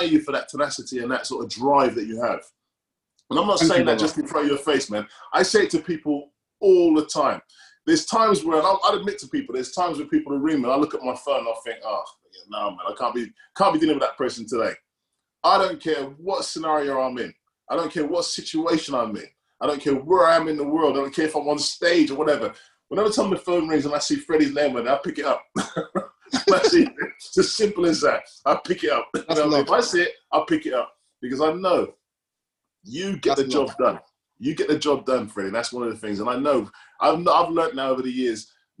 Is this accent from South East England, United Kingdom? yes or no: yes; Reading, South East England, United Kingdom; I'm from Reading